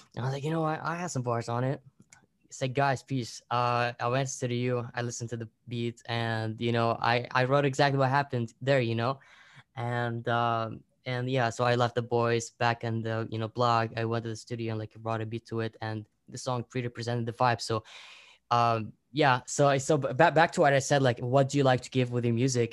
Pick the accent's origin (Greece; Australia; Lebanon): Lebanon; now in Qatar; I'm from Lebanon